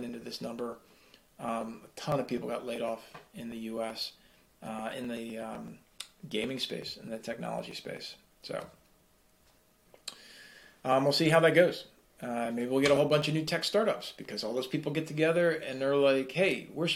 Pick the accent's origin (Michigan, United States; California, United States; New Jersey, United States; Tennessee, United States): New Jersey, United States; I'm from Jersey. I talk with my hands